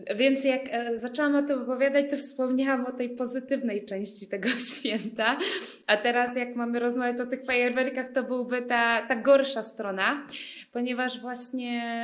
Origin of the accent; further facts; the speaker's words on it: Poland; moved away as an adult; also born or lived in India; jestem z Polski